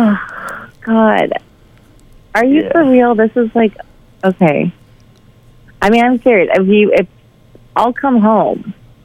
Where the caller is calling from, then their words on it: Meridian, Idaho, United States; I'm calling from Meridian, Idaho.